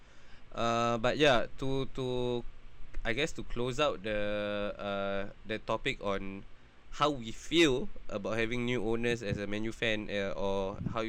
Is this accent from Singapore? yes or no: yes; Singapore; as a Singaporean